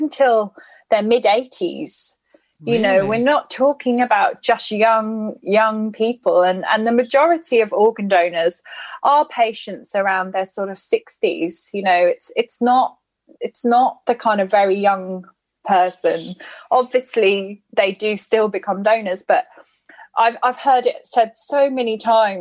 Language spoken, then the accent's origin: English; United Kingdom; I'm white British